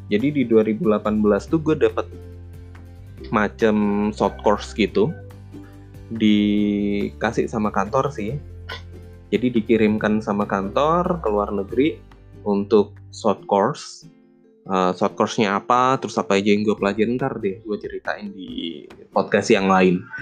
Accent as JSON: {"language": "Indonesian", "country": "Indonesia", "said": "Gue berasal dari Indonesia dan satu-satunya orang Indonesia yang ada di short course tersebut."}